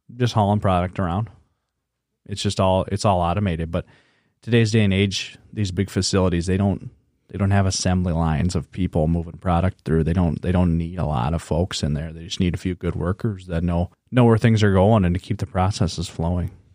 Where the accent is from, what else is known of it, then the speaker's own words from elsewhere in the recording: Webster, South Dakota, United States; now in Sioux Falls, United States; I'm from Webster.